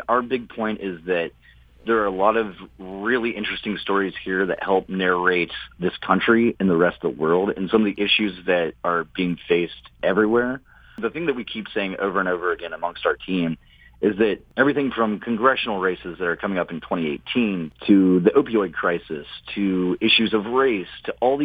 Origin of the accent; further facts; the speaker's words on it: Appalachia, United States; also born or lived in West Virginia; as an Appalachian, as a person who lives in West Virginia